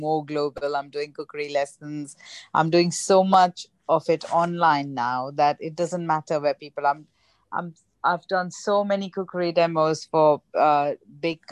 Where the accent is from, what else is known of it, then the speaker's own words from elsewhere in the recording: Mumbai, Maharashtra, India; moved away as an adult; also born or lived in Rajkot; now in United Kingdom; I'm from Mumbai